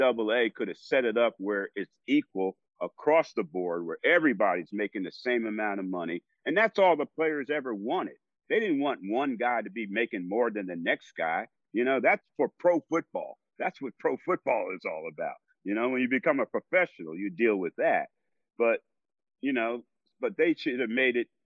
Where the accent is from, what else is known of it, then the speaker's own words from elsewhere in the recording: New Jersey, United States; I'm a Baptist from New Jersey